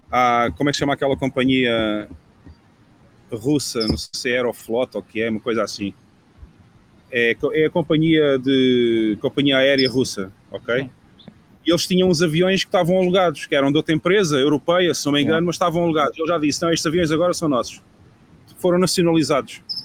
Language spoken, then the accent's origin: Portuguese; Portugal; moved away as an adult; now in El Salvador; O país onde eu cresci não é o país que existe hoje em dia